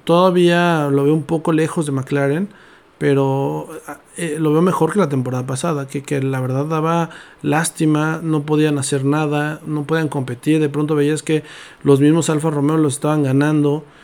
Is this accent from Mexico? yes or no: yes; Mexico; como mexicanos